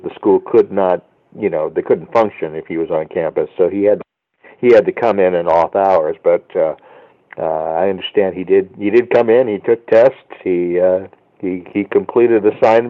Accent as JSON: {"language": "English", "region": "Central California", "country": "United States", "tie": "born or raised there", "said": "Living in a rural small community in Central California, we didn't really have access to much in the way of film equipment"}